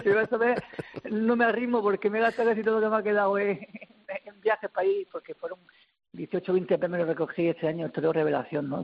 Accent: Murcia, Region of Murcia, Spain; la de mi tierra

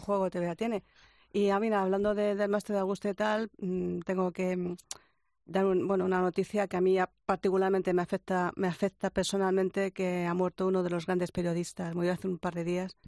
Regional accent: Spain; soy español

